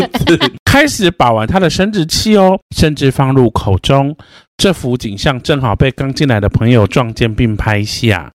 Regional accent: Changhua County, Taiwan; 我们彰化那边是有，就是八卦山脉

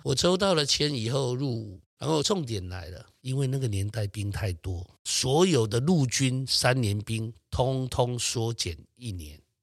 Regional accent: Yingge, New Taipei, Taiwan; also born or lived in United States; 小时候我们家境在莺歌本地是一个算穷苦人家

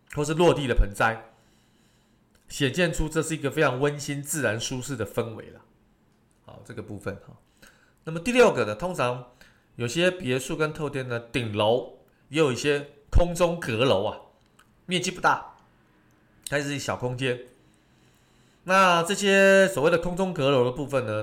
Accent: Taiwan; 我们台湾人非常喜欢这种所谓的唱卡拉OK

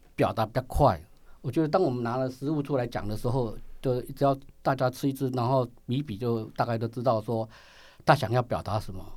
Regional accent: Taiwan; 我们台湾人出到国外去，我们的胃还是台湾的胃

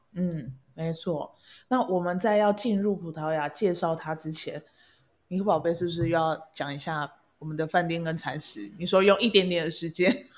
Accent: Kaohsiung, Taiwan; 毕竟我是高雄人

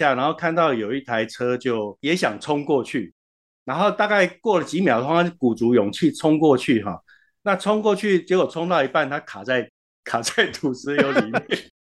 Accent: Xinzhuang, New Taipei, Taiwan; moved away as an adult; also born or lived in Yilan / Taichung / Hsinchu; now in Hualien, Taiwan; 呃，我其实是宜兰人，然后我在新庄长大，在求学的时候去到台中跟新竹，然后工作的时候跑到花莲。

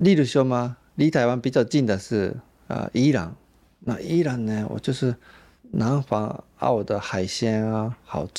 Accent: Japan; Chinese is a second language; 以前我们日本人认识的台湾，享受台湾的时候，啊，这些好吃的东西这么便宜，或者是这些很舒服的按摩也是这么划算，啊，对，那比在日本国内旅游更便宜、更划算，而且台湾人很亲切。

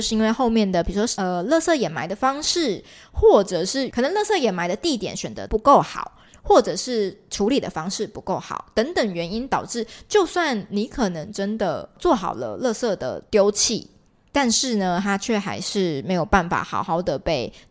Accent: Taiwan; 我们台湾人应该比较能够类比的

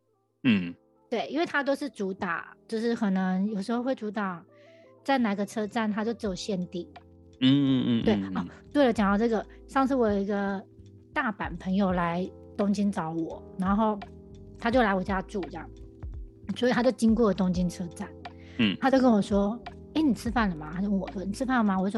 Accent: Taiwan; 我们台湾人

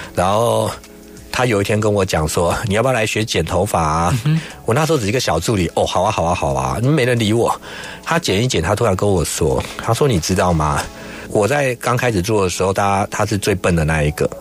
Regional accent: Taiwan; 因为我们这一世代应该是说都是经济起飞出生的孩子，嗯，所以台湾的男生其实还带一点童真哦

